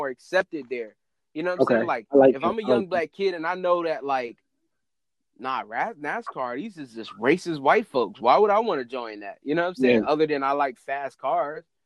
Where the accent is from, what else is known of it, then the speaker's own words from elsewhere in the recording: North Carolina, United States; I'm like from North Carolina